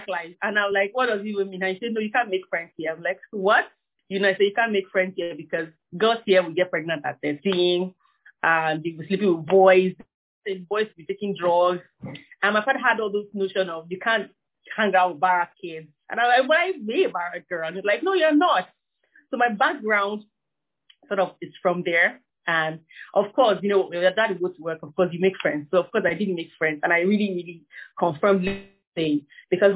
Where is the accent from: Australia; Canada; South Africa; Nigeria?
Nigeria; Kaduna, Kaduna State; I'm from Kaduna South in Kaduna State. I'm from the minority of my tribe, Nigeria